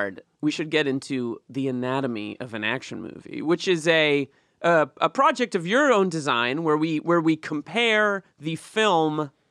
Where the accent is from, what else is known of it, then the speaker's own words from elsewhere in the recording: New England, United States; moved away; I grew up in New England, so it was a lot of old style ships, kind of like pilgrim ships or whatever.